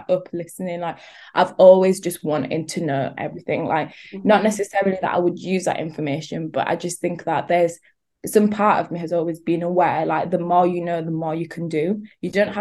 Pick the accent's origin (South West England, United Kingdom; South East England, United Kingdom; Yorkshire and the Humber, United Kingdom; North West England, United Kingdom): Yorkshire and the Humber, United Kingdom; Leeds; I'm from Leeds